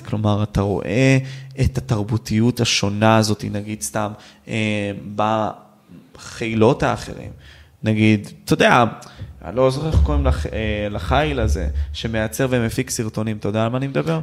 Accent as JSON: {"language": "Hebrew", "town": "Ashkelon", "region": "Southern District", "country": "Israel", "said": "אני מאשקלון"}